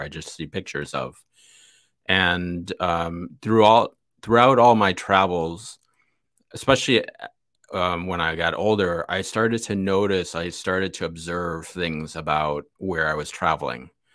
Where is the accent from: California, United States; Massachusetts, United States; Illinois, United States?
Illinois, United States; Chicago; I was born in the north side, went to school in the south side, but my family lives in the, in the burbs, west, western burbs of Chicago